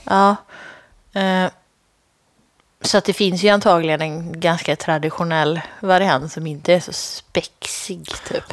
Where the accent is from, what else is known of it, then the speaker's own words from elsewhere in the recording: Lidköping, Västra Götaland, Sweden; mina hemtrakter, Lidköping